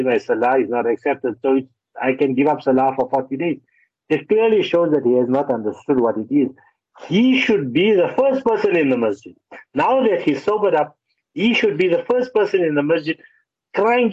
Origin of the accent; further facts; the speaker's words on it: Johannesburg, Gauteng, South Africa; I'm from Joburg. We speak Afrikaans as a second language